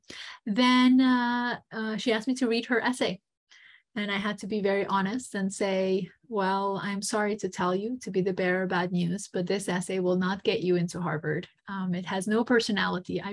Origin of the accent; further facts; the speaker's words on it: Montenegro; moved away; also born or lived in United States; I am American, but grew up in Montenegro, Eastern Europe